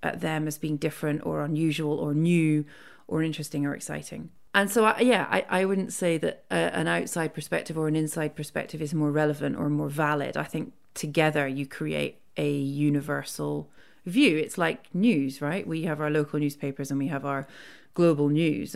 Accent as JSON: {"language": "English", "region": "Scotland", "country": "United Kingdom", "also_born_or_lived": "India", "said": "my experiences of being Scottish"}